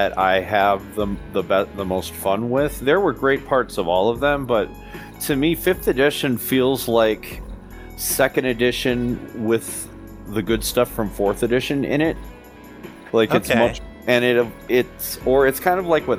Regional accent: Wisconsin, United States; I am from the birthplace of Dungeons & Dragons, Wisconsin. I live in Eau Claire, Wisconsin right now

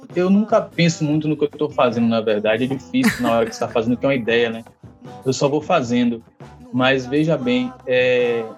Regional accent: Valéria, Nordeste, Bahia, Brazil; Nordeste, de Valéria, Valéria é um bairro de periferia

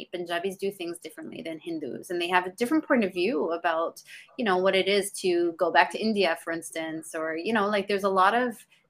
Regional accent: Canada; also born or lived in England; now in Los Angeles, United States; No, I was born in England and I grew up all over Canada, and I ended up moving here probably about 10 years ago, but my husband and I still go back and forth between Canada and LA.

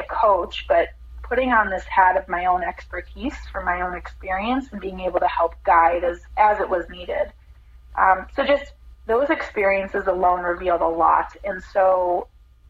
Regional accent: Midwest, United States; moved away as an adult; also born or lived in Orlando, Florida; Growing up in the Midwest

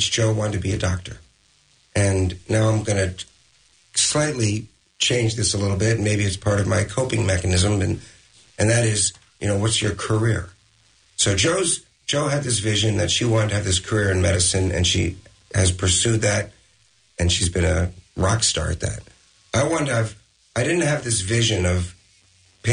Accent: Pleasantville, New York, United States; I was raised in Pleasantville, New York, which anyone from Westchester knows is a very small community

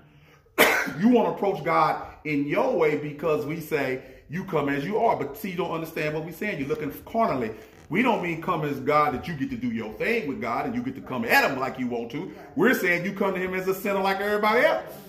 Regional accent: United States

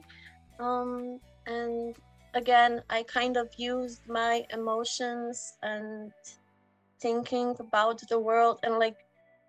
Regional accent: Slovenia; I come from Slovenia. It's a small chicken-shaped country next to Italy

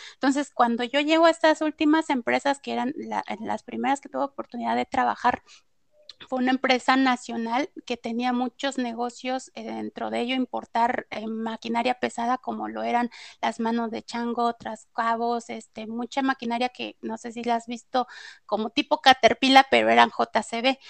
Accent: Puebla, Mexico; moved away as an adult; now in Mexico City, Mexico; yo soy de Puebla, estuve trabajando en este corporativo que te digo, cuando me vengo a Ciudad de México

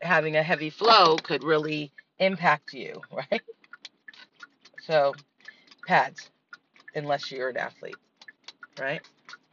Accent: Miami, Florida, United States; growing up in Miami

